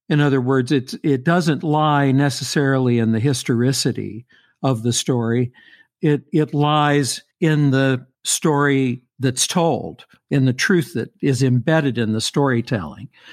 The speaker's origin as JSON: {"language": "English", "town": "Louisville", "region": "Kentucky", "country": "United States", "tie": "born or raised there", "said": "I grew up in Louisville."}